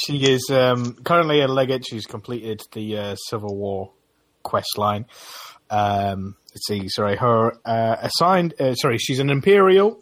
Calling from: Essex, East of England, United Kingdom; I'm calling in from Essex in England.

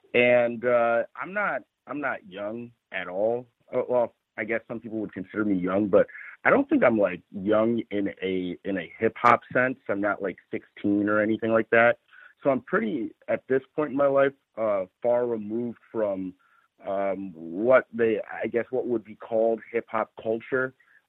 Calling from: Los Angeles, California, United States; I'm calling from Los Angeles.

